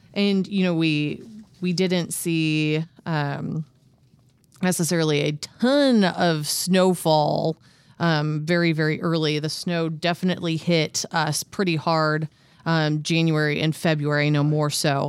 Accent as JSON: {"language": "English", "region": "Midwest", "country": "United States", "tie": "born or raised there", "said": "living and growing up in the Midwest"}